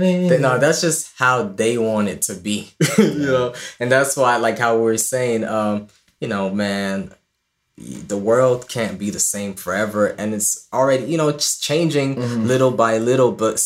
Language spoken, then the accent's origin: English; Ireland; also born or lived in Clondalkin; now in Los Angeles, United States; we were from Ireland